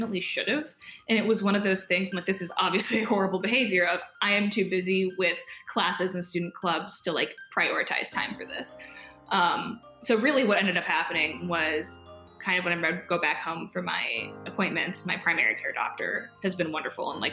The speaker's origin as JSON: {"language": "English", "town": "Ann Arbor", "region": "Michigan", "country": "United States", "tie": "born or raised there", "moved": "as an adult", "said": "I'm from Michigan, or grew up in Michigan in Ann Arbor"}